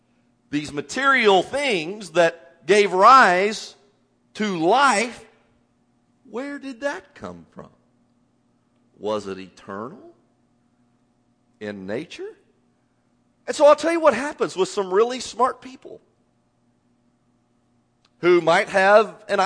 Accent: Indiana, United States; moved away as an adult; now in Texas, United States; having grown up in Indiana.

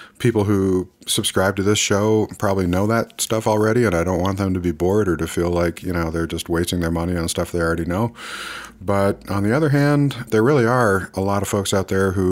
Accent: United States; I'm an American man

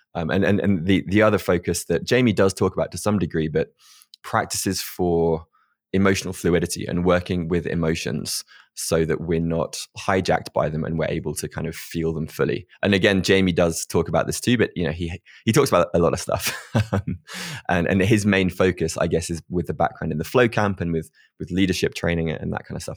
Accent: United Kingdom; being British

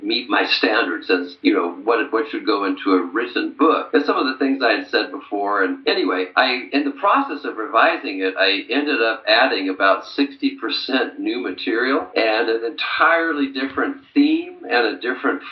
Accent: Santa Barbara, California, United States; moved away as an adult; also born or lived in France / Chicago; I am a native Californian. I went to Westmont College in my hometown of Santa Barbara

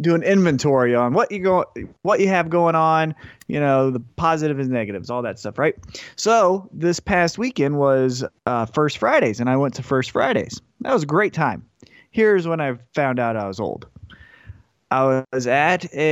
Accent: Independence, United States; I'm from Independence

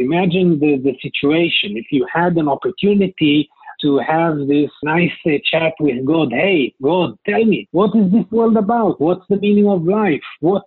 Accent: Israel; first language Hebrew; English is a second language; also born or lived in New York, United States / Los Angeles, United States; I'm a native of Israel, travel a lot to the U.S. and have worked in the U.S., etc., but Israel is my home country.

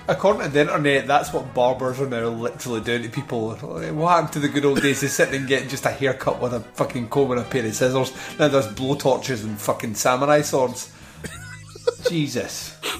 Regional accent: Scotland, United Kingdom; I'm Scottish

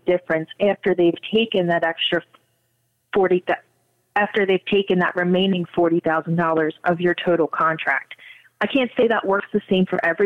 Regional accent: Ocean City, New Jersey, United States; I grew up in Ocean City

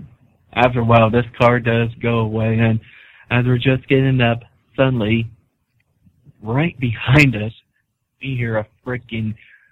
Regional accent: small town in Iowa, United States; now in Des Moines, United States; my hometown, little small town in Iowa.

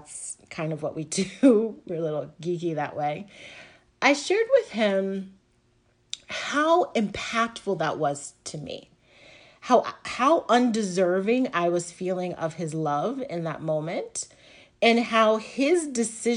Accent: the South, United States; now in New Jersey, United States; I live right now on the Northeast coast, and I grew up in the South

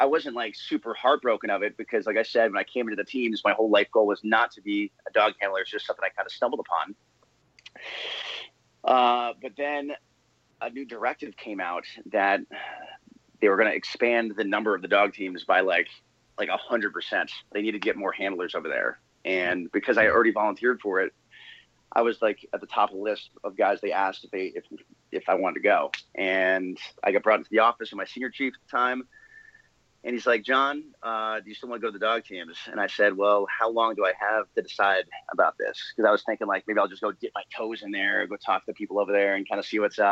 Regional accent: New England, United States; moved away; I grew up in New England, hence being a New England Patriots fan

